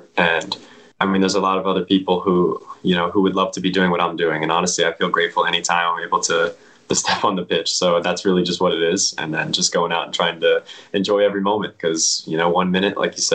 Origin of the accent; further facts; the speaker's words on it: PA, Pennsylvania, United States; my hometown, you know, club, Academy PA Classics